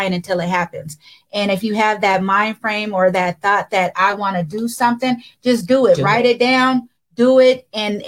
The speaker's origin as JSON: {"language": "English", "town": "Seattle", "region": "Washington", "country": "United States", "tie": "born or raised there"}